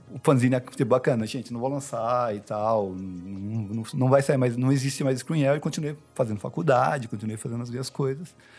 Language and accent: Portuguese; Taubaté, São Paulo, Brazil; moved away as an adult; now in São Paulo, Brazil; eu nasci em São Paulo, mas fui para Taubaté com 5 anos e fiquei, fiz faculdade lá e fui voltar para São Paulo com 30